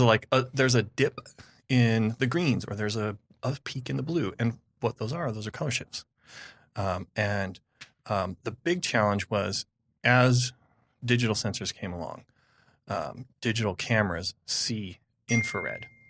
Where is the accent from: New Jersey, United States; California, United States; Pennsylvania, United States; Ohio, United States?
California, United States; I'm from California